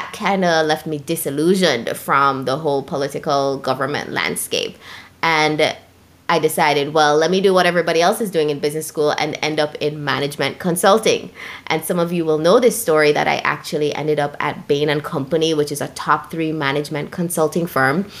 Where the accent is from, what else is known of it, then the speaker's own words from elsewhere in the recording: Jamaica; When I was growing up in Jamaica